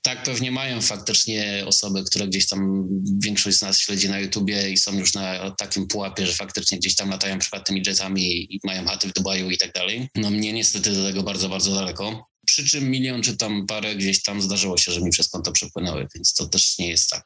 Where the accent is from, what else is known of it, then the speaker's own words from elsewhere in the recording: Silesian Voivodeship, Poland; also born or lived in England; jestem gdzieś tam ze Śląska